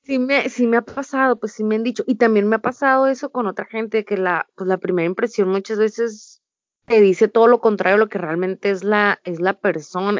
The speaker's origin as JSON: {"language": "Spanish", "town": "Ensenada", "region": "Baja California", "country": "Mexico", "said": "Y soy orgullosamente de Ensenada, Baja California"}